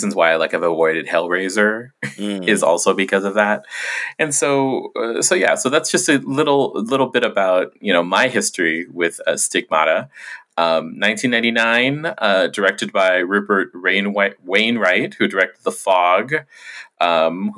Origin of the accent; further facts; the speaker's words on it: Guam; when I was a kid growing up on Quam